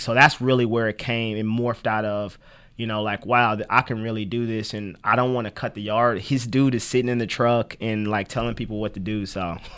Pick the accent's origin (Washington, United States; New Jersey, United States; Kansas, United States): Kansas, United States; Kansas City; moved away as an adult; now in Topeka, United States; I was born in Kansas City, Kansas